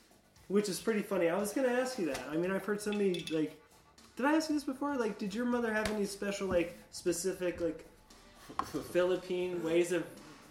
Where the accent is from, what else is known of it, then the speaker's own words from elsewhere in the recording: the South, United States; I come from Appalachian mountain folk and pretty much New Hampshire mountain folk. You know, like right. It's country farm or whatever, and ended up being growing up in the fucking redneck South.